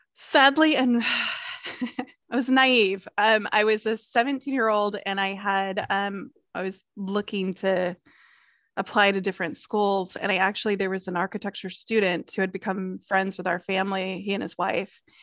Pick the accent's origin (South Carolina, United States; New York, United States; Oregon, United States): South Carolina, United States; Clemson; I grew up in Clemson, South Carolina